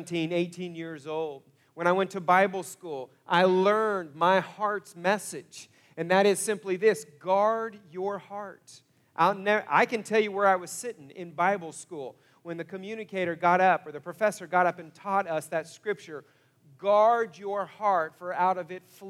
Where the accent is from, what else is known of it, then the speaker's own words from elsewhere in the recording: Broken Arrow, Oklahoma, United States; also born or lived in Coweta, Oklahoma / Topeka, Kansas; I grew up in Broken Arrow